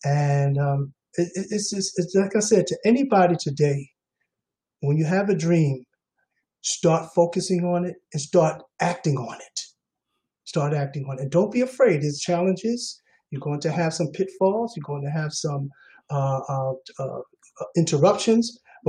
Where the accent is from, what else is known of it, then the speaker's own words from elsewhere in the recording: New York City, New York, United States; I'm from New York. I'm from Queens, New York, St. Albans, Queens, or Hollis, as everyone would know it by.